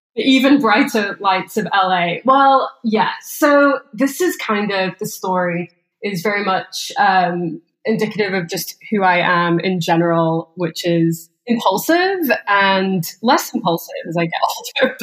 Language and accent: English; England, United Kingdom; moved away as an adult; also born or lived in Scottsdale, Arizona, United States; now in Los Angeles, United States; I was raised in a pretty small town in England